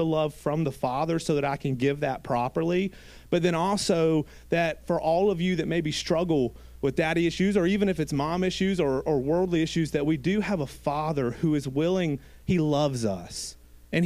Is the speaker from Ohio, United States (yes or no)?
no; Gilbert, South Carolina, United States; I grew up in Gilbert, South Carolina